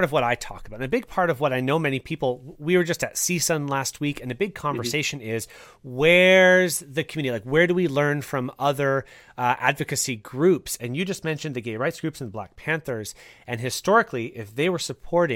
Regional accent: Canada; myself as a Canadian

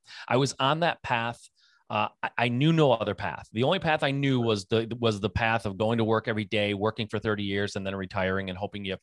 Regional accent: Michigan, United States; I'm a Michigan born and raised kid.

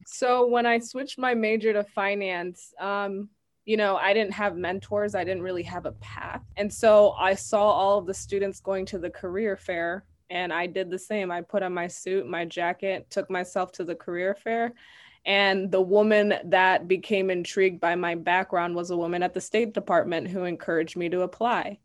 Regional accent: Madison, Wisconsin, United States; I was raised in Madison, Wisconsin.

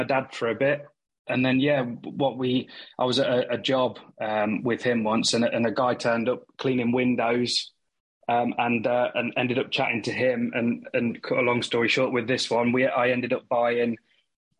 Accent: Leicester, East Midlands, United Kingdom; I'm from Leicester in the Midlands.

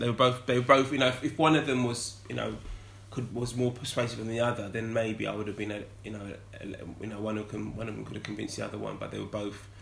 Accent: London, United Kingdom; growing up in North London, um, going to school in North London

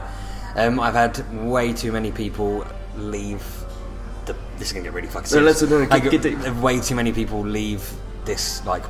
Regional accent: Stevenage, East of England, United Kingdom; moved away; also born or lived in Shefford / London; I was born in Stevenage, if you want to go back that far. lived in the mighty town, the home of metal, Shefford.

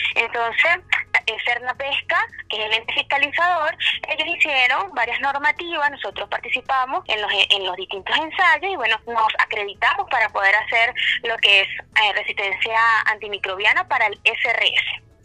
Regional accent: Venezuela; moved away as an adult; now in Puerto Aysén, Chile; Yo trabajaba en Venezuela

